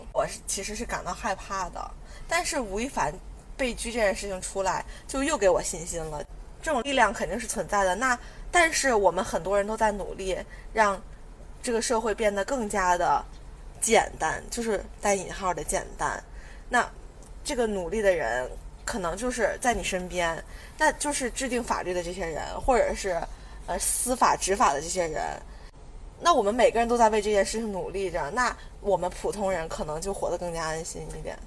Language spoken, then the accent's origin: Chinese; China; 是因为你是作为一个中国人，我们是属于同一个国籍的